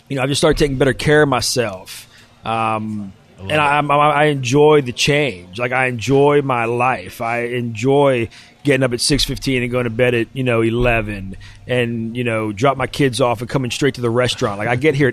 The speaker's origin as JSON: {"language": "English", "region": "West Virginia", "country": "United States", "tie": "born or raised there", "said": "I'm from West Virginia. We ate ramps when I was young because they grew in the backyard"}